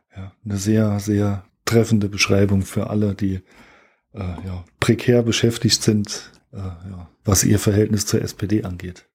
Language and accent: German; Germany; wir als Deutsche